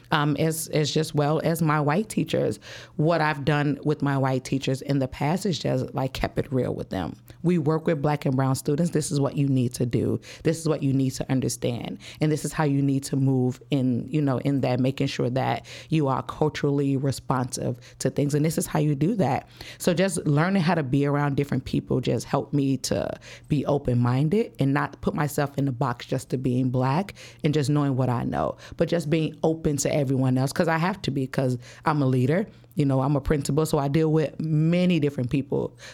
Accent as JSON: {"language": "English", "town": "Chicago", "region": "Illinois", "country": "United States", "tie": "born or raised there", "said": "I'm from the West Side, Chicago. Grew up, um, on the West Side, moved all around the West Side all my life"}